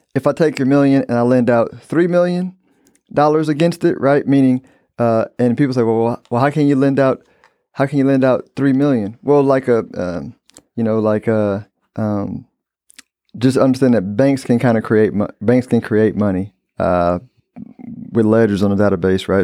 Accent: United States; I'm an American

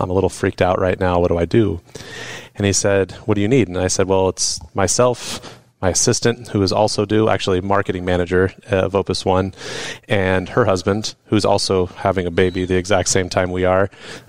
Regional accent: Napa, California, United States; And, but I come from Napa and my nose is 7,000 degrees in the air.

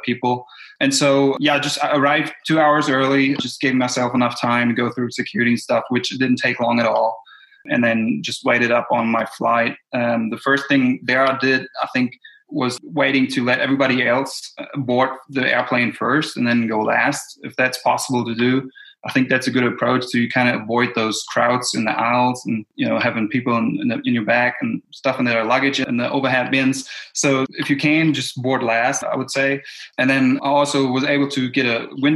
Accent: Germany; moved away as an adult; now in Tennessee, United States; Originally, I'm from Germany and I moved here to Tennessee due to school.

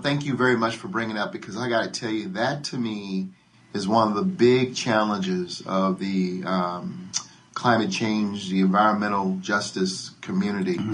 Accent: Denver, Colorado, United States; I grew up in Denver. I'm the youngest of 10 children

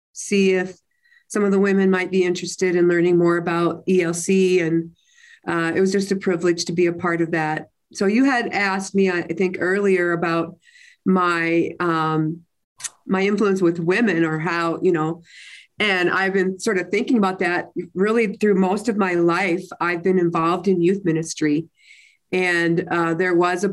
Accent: Minnesota, United States; moved away as an adult; also born or lived in Utah; I was born and raised in Minnesota

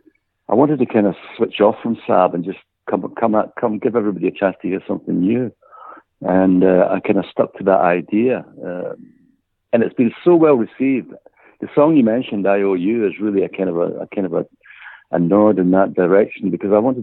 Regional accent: Glasgow, Scotland, United Kingdom; also born or lived in Cyprus; I was born in Govan, which is a part of Glasgow

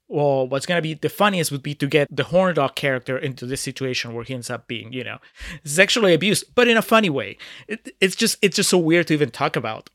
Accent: Peru; moved away; my home country, about Peru

